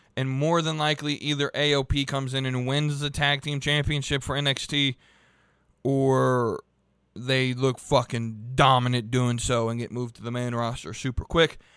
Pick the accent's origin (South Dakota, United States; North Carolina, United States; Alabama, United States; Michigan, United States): North Carolina, United States; Charlotte; my hometown of Charlotte, North Carolina